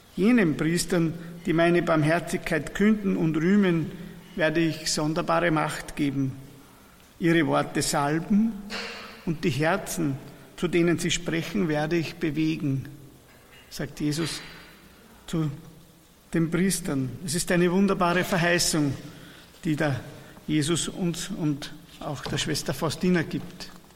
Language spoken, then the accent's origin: German; Persenbeug, Lower Austria, Austria